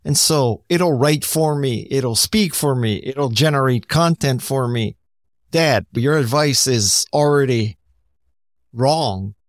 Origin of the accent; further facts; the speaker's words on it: United States; I'm Japanese American